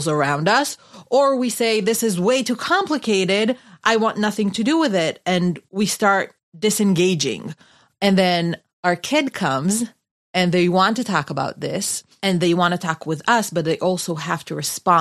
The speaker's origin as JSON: {"language": "English", "country": "Israel", "moved": "as an adult", "lives_now": "United States", "said": "I come from Israel. I'm an Israeli. And this is my second year here in America"}